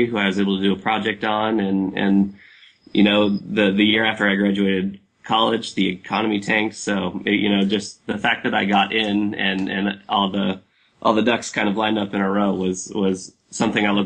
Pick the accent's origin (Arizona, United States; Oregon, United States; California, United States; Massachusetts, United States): Oregon, United States; Eugene; I grew up in Eugene. I was born in Eugene.